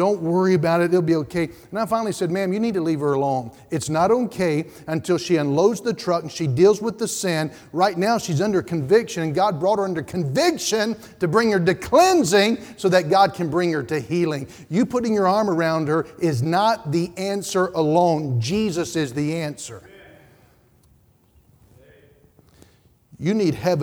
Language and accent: English; Statesville, North Carolina, United States; where I grew up in Statesville